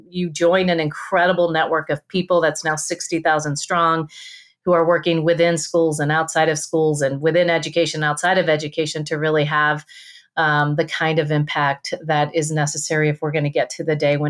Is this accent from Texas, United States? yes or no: yes; Rio Grande Valley, Texas, United States; moved away; I'm from the Rio Grande Valley